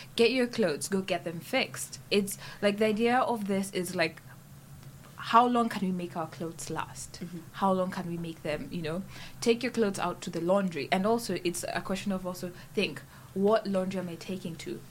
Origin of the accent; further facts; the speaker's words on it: Kenya; moved away as an adult; now in St Andrews, United Kingdom; I came from Kenya